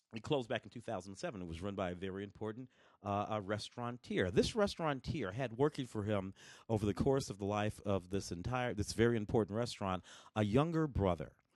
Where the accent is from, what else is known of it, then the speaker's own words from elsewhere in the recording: St. Louis, Missouri, United States; also born or lived in Tennessee; now in Los Angeles, United States; I was born in Tennessee, grew up in St. Louis